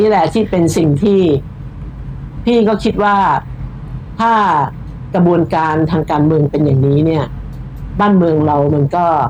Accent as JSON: {"language": "Thai", "region": "Bangkok", "country": "Thailand", "tie": "born or raised there", "said": "พี่เป็นคนกรุงเทพพี่เกิดพี่โตพี่ทำงานอยู่ในกรทม"}